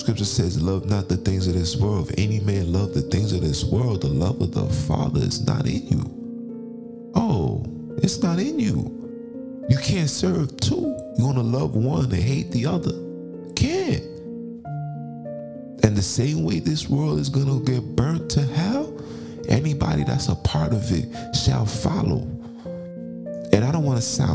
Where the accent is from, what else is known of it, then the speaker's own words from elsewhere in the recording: United States; being an American